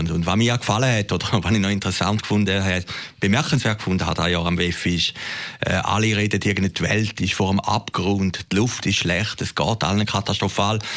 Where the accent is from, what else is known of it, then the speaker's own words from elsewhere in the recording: Switzerland; Also, irgendwie sind wir Schweizer gleich ein bisschen stolz, dass es das Davos gibt, oder?